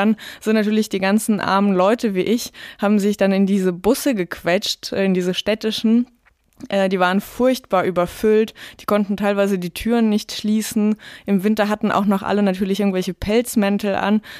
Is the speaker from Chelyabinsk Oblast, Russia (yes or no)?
no; Tyumen, Tyumen Oblast, Russia; Ich glaube, in Moskau ging es relativ schnell dann äh, voran mit dem Straßenausbau, aber in Tümen, wo ich aufgewachsen bin, war das wirklich lange ein Riesenproblem.